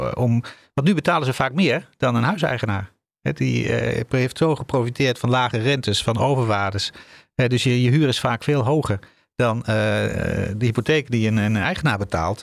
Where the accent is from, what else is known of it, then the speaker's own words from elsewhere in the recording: Netherlands; wij als Nederlanders